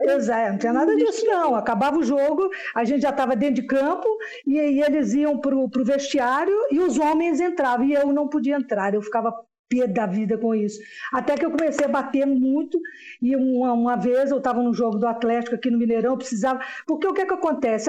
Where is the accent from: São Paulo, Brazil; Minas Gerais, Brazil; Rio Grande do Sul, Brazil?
Minas Gerais, Brazil; São João del-Rei; now in Belo Horizonte, Brazil; eu sou aqui do interior de Minas